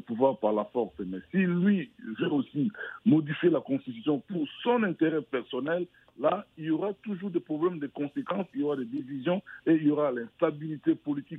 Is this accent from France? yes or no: no; DR Congo; chez nous, au Congo Kinshasa